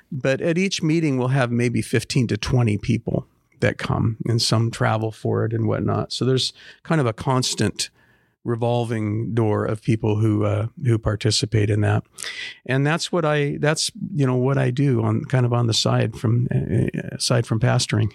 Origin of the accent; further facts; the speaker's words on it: Portland, Oregon, United States; I was born and raised in Portland, and, uh, other than a little bit of time in the military, I've always lived, uh, in Southeast Portland.